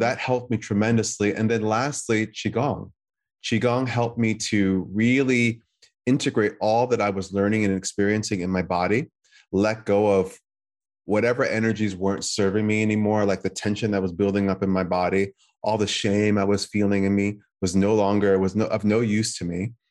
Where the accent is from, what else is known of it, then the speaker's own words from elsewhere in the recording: United States; being an American, not of Chinese descent